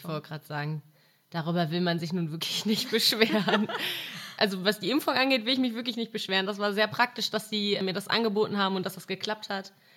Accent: Mülheim an der Ruhr, North Rhine-Westphalia, Germany; moved away; bei mir in der Stadt, wo ich herkomme, aus Mülheim an der Ruhr

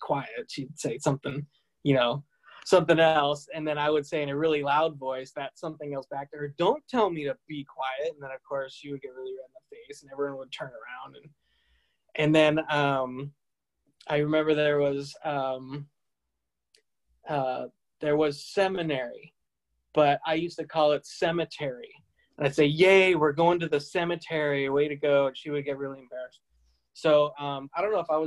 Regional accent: Tempe, Arizona, United States; also born or lived in Salt Lake City, Utah / France; I was born in Salt Lake City, but my parents are not members. And when I was young, we didn't stay in Salt Lake long. We moved to France. And then when I was about 3 or 4, we moved to Tempe, Arizona

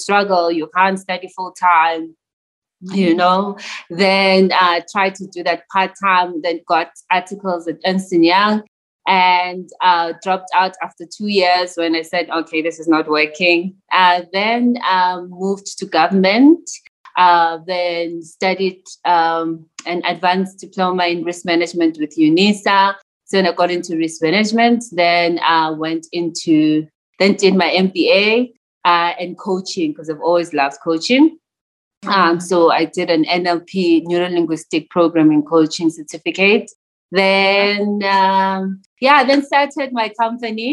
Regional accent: Pretoria, Gauteng, South Africa; I am a township girl, born and raised in Mamelodi, Pretoria.

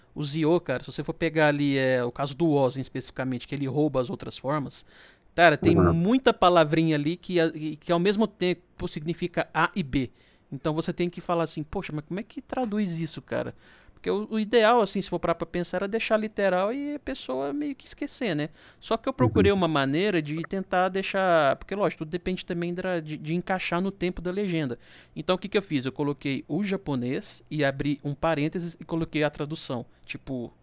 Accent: interior of Minas Gerais, Brazil; eu sou do interior de Minas

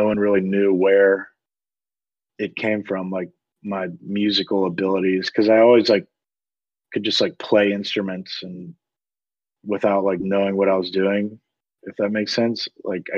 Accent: Greensboro, North Carolina, United States; accent: southern; also born or lived in Durham, North Carolina; I was born and raised in Greensboro down there, and I moved about 50 minutes west to Durham, and now I'm here.

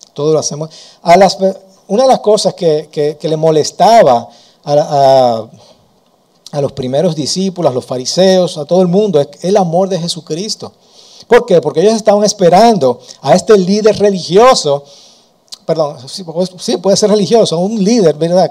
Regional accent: Dominican Republic; Nosotros como dominicanos, venimos de la cultura

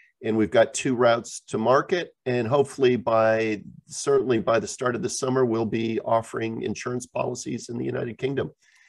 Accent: Geneva, Switzerland; also born or lived in New Jersey / Japan / Europe; I am American, born in New Jersey, but I grew up high school in Geneva, Switzerland, went to Georgetown, I went to business school, and then basically lived in Japan and then in Europe for all my life.

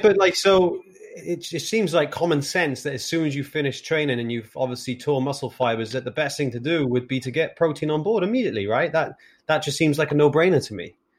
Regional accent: Wales, United Kingdom; as a Welshman with seven GCSEs

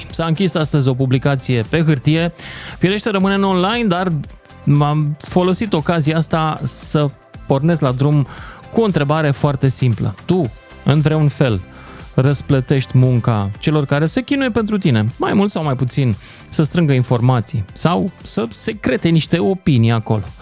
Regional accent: Iași, Iași County, Romania; eu sunt din Iași.

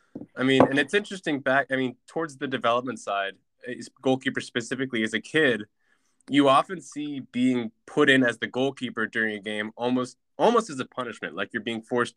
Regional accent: California, United States; So, growing up in California, you know as well as I do, at this point especially, it has a very ingrained soccer culture.

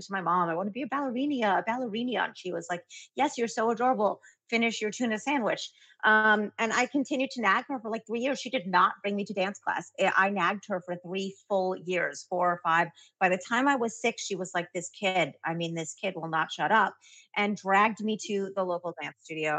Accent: New York City, New York, United States; I grew up in Brooklyn

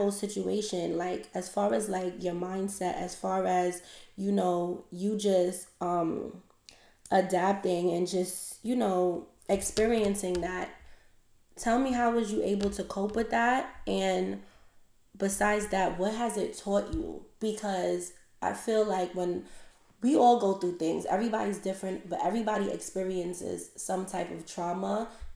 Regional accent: New York City, New York, United States; moved away as an adult; now in Georgia, United States; I'm from Crown Heights, and I live in Georgia now

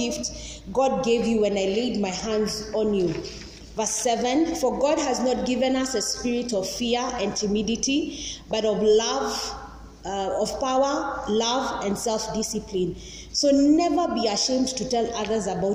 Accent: Nairobi, Kenya; also born or lived in Langata; I'm from Eastlands.

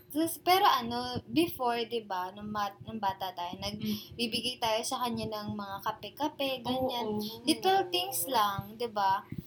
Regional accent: Taytay, Calabarzon, Philippines; we're from Taytay Rizal

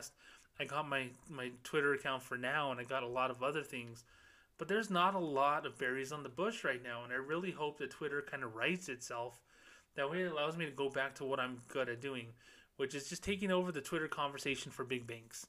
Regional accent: Socorro, New Mexico, United States; moved away; my hometown of Socorro, New Mexico

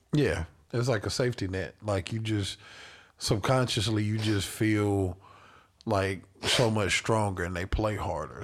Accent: Carolina, United States; I'm from Carolina

